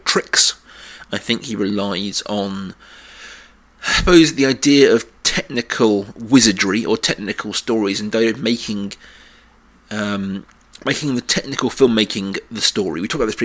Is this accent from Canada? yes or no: no; South of England, United Kingdom; two white middle-class kids from South England